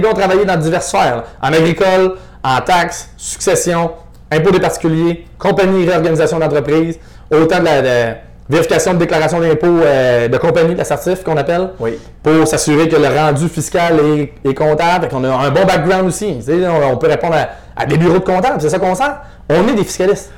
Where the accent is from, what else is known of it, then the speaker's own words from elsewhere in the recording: Estrie, Quebec, Canada; je venais de l'Estrie aussi, mais j'étais rendu à Québec